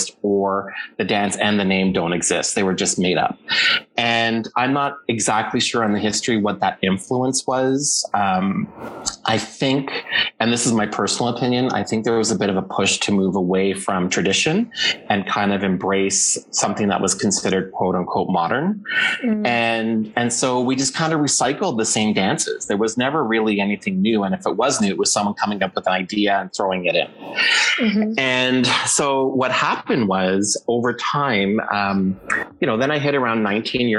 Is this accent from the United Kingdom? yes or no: no; Ottawa, Ontario, Canada; we grew up in the Hellenic community of Ottawa